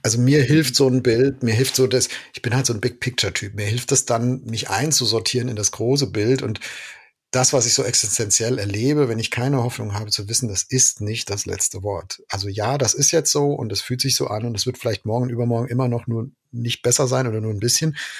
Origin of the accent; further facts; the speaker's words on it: Germany; als Deutsche